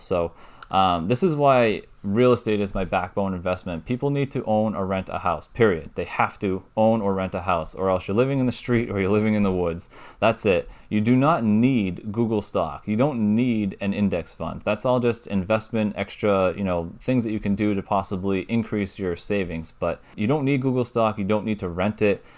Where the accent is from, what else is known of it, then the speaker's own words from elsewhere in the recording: New Hampshire, United States; I'm from New Hampshire, so New England area.